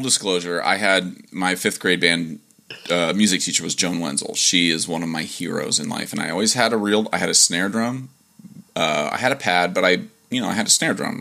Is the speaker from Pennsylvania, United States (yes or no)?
no; Dover, Ohio, United States; where I'm from and I say Dover, Ohio